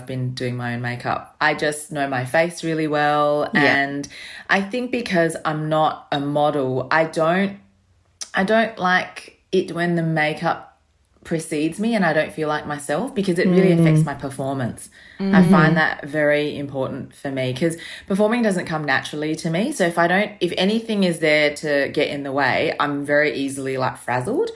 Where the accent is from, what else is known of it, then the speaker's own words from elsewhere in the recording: Australia; growing up in Australia